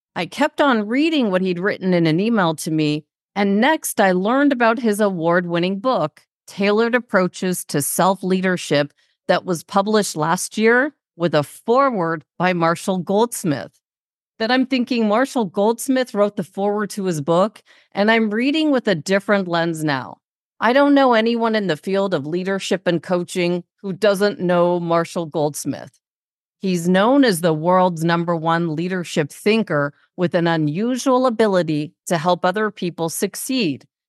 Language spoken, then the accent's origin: English; Toronto, Ontario, Canada; we're both from Toronto